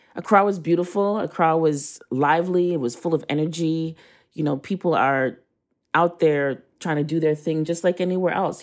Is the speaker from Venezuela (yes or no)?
no; Canada; moved away as an adult; now in Brooklyn, United States; I was born in Canada.